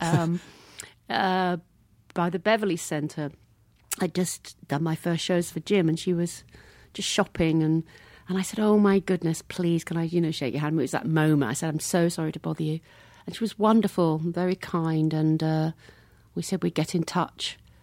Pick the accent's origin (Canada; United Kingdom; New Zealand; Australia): United Kingdom; Hackbridge, London; moved away as an adult; now in Los Angeles, United States; I came from Hackbridge